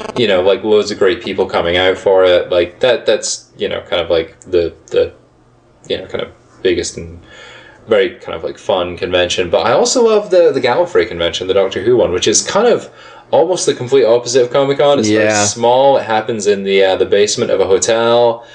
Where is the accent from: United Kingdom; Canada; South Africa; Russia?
United Kingdom; Scotland; moved away; I'm from Scotland originally